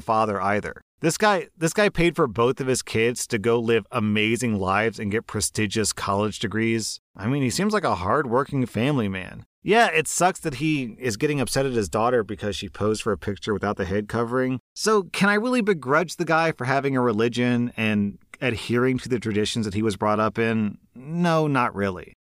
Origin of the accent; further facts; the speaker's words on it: United States; As an American